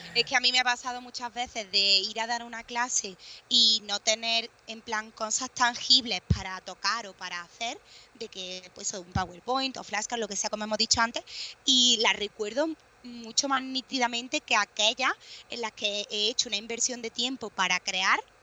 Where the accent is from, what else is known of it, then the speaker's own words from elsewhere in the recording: Córdoba, Andalusia, Spain; also born or lived in Berlin / Bristol; soy de Córdoba